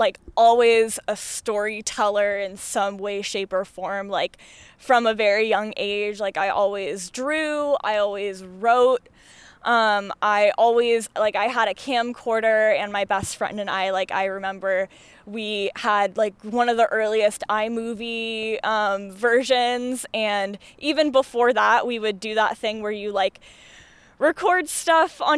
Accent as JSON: {"language": "English", "town": "Phoenix", "region": "Arizona", "country": "United States", "moved": "as an adult", "lives_now": "Portland, United States", "said": "I'm from Phoenix originally"}